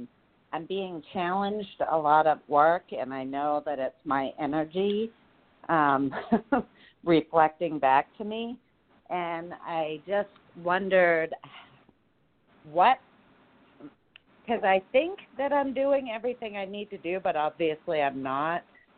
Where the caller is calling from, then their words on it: Mesa, Arizona, United States; I'm calling from Mesa, Arizona.